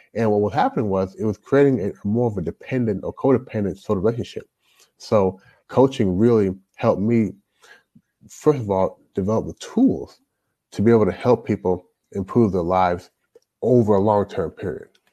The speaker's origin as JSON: {"language": "English", "town": "Louisville", "region": "Kentucky", "country": "United States", "tie": "born or raised there", "also_born_or_lived": "Toronto, Canada", "moved": "as an adult", "lives_now": "China", "said": "I grew up in Louisville, Louisville Kentucky"}